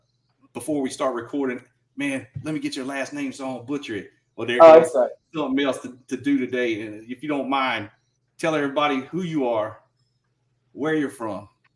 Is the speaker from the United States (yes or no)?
yes; Georgia, United States; moved away; You know, I grew up on the East Coast in Georgia. So, you know, that East Coast roots, man, they're still there. I still come home and visit. Still got a lot of family down over that way.